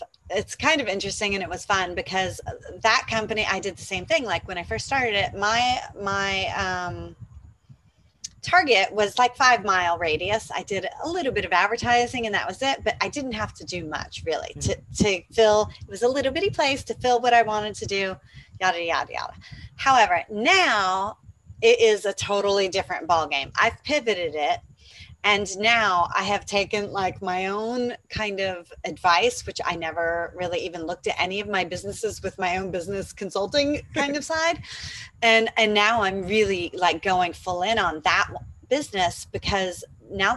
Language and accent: English; Atlanta, Georgia, United States; moved away as an adult; now in Panama; I'm from Atlanta, Georgia